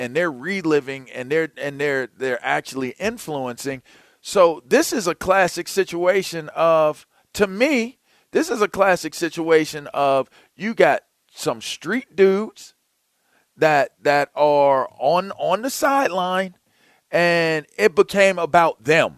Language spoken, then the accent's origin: English; Pittsburgh, Pennsylvania, United States; I grew up in Pittsburgh